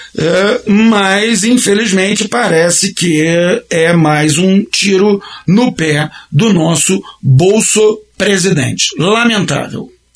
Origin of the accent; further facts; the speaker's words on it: Brazil; nós brasileiros somos uma nação